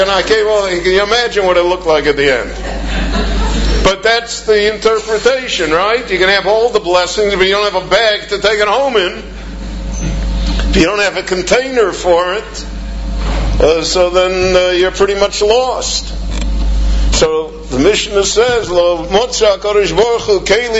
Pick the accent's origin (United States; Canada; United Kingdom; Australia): United States; moved away as an adult; now in Israel; I come from the United States